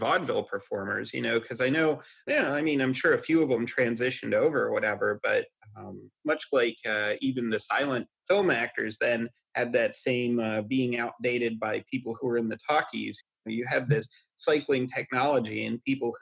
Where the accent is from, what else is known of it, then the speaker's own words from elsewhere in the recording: Hershey, Pennsylvania, United States; I grew up in Hershey